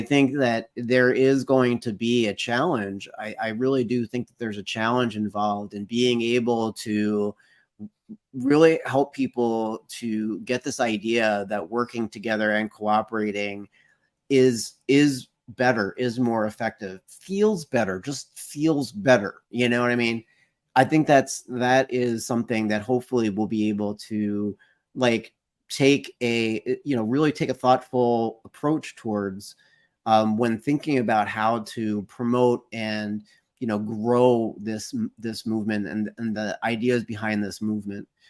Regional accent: United States; I can speak as, as an American

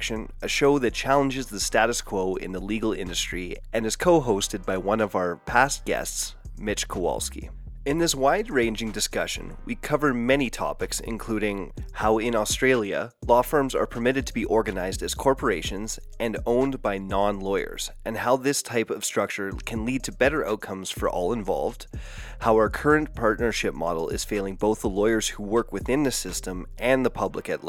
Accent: Canada; us Canucks

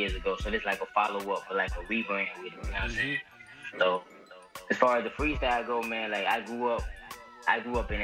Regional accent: Columbus, Georgia, United States; moved away as an adult; now in Atlanta, United States; I'm Columbus, Georgia

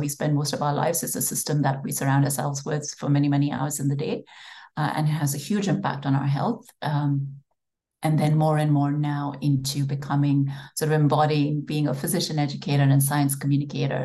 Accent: India; moved away as an adult; So I grew up in India

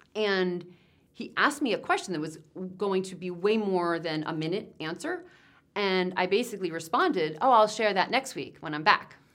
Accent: New Jersey, United States; I'm from Jersey

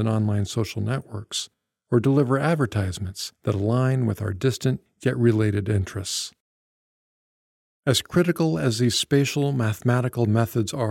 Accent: the middle of America, Midwest, United States; now in Seattle, United States; my hometown in the middle of America

